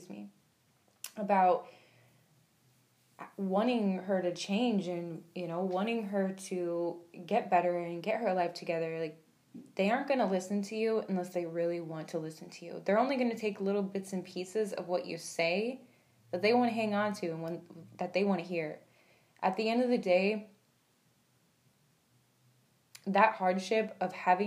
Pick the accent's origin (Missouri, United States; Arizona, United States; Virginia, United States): Arizona, United States; Phoenix; also born or lived in Toledo, Ohio; I live in Phoenix, Arizona. I was born in Toledo, Ohio, but my mom moved me here when I was about 7. And yeah, I've just been here ever since